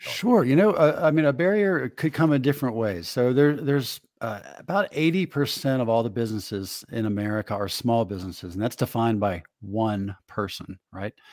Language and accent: English; Northeast, United States; I grew up in the Northeast